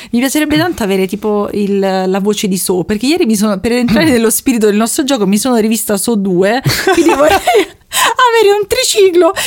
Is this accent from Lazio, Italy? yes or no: yes; Rome, Lazio, Italy; accent: Roman